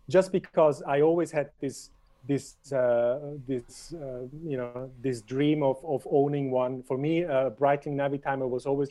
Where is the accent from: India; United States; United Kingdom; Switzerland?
Switzerland; moved away as an adult; growing up in Switzerland, I lived in Switzerland until 2014. Mm-hmm. I was born in Switzerland. I lived my entire life in Switzerland.